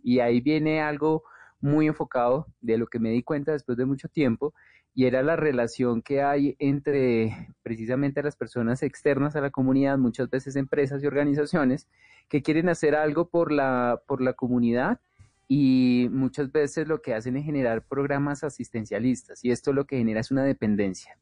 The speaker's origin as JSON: {"language": "Spanish", "region": "Bogotá", "country": "Colombia", "tie": "born or raised there", "said": "yo nací en Ciudad Bolívar y crecí pues en, medio de, muchas cosas que se escuchaban de la localidad"}